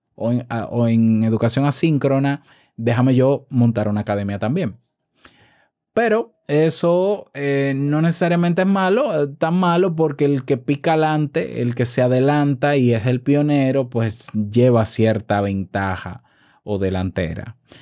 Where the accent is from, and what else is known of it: Dominican Republic